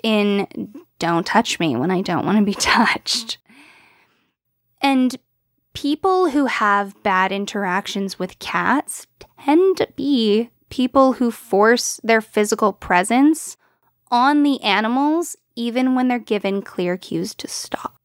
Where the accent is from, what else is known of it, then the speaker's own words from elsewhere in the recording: United States; we as English-speaking Americans